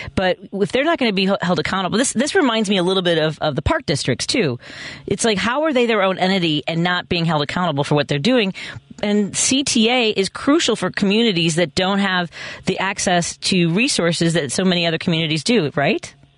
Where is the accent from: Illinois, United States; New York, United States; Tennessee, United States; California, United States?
Illinois, United States; Chicago; where I grew up in Norwood Park